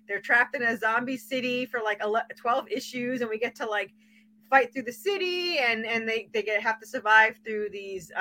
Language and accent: English; Uniondale, New York, United States; now in Tennessee, United States; I was born in Long Island in Uniondale.